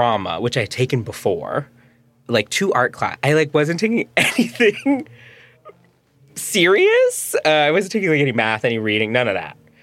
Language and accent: English; Chicago area, Illinois, United States; also born or lived in Frankfort, Illinois; My parents moved to the suburbs when I was in high school, which from Peyton, I was commuting from Frankfort, Illinois, which is, like, by Tinley Park